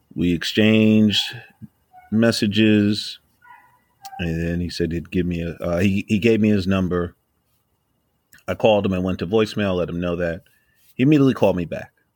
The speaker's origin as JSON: {"language": "English", "town": "New York City", "region": "New York", "country": "United States", "tie": "born or raised there", "said": "I'm from New York, yo. I've been here all my life"}